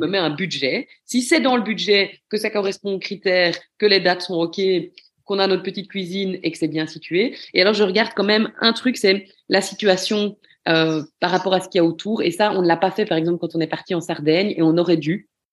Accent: Belgium; Quand on est belge

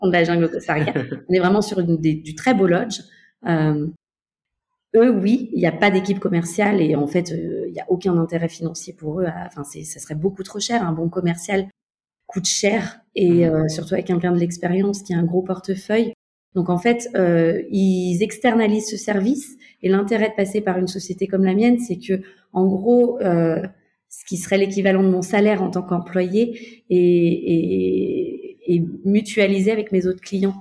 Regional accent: Beaujolais, Auvergne-Rhône-Alpes, France; moved away as an adult; also born or lived in Mexico / Barcelona / Paris; même si je suis française, j'ai grandi dans le Beaujolais.

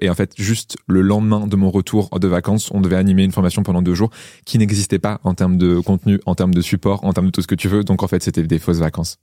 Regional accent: Niort, Nouvelle-Aquitaine, France; je suis né à Niort, c'est pire loose, genre pire, pire ville dans laquelle tu peux naître

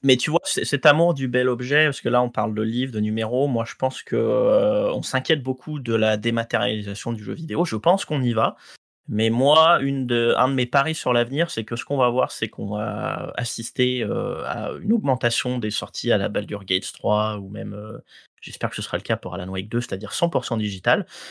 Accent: Guadeloupe; j'ai grandi en Guadeloupe

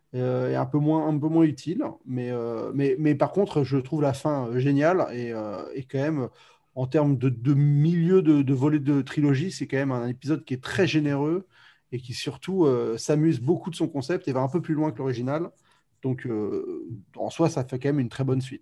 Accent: France; also born or lived in United States; je suis français

